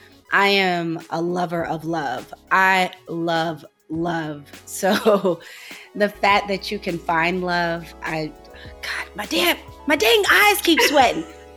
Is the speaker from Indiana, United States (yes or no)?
no; St. Louis, Missouri, United States; even though I'm from St. Louis, I'm from the suburbs.